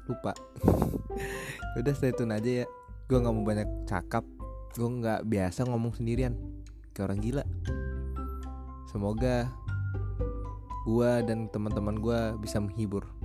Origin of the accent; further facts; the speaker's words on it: Lampung, Indonesia; Uh, asal gue dari Lampung. Gue kuliah di Bogor